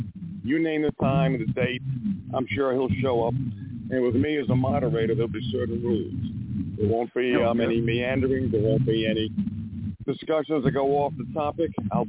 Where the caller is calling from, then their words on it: Montana, United States; from Montana.